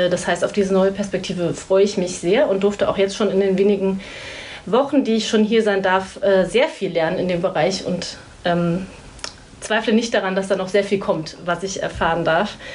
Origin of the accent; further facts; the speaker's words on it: Mainz, Rhineland-Palatinate, Germany; moved away as an adult; now in Hamburg, Germany; Ich bin 39 Jahre alt und ursprünglich komme ich aus Mainz.